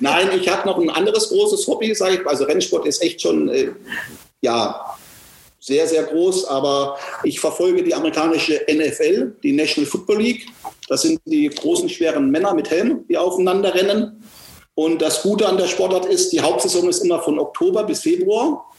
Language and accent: German; Marsch, Baden-Württemberg, Germany; Ich bin in Marsch aufgewachsen